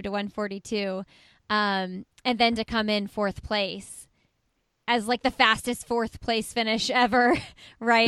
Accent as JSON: {"language": "English", "town": "Indianapolis", "region": "Indiana", "country": "United States", "tie": "born or raised there", "said": "I'm from Indianapolis. And so I actually went to high school with her husband"}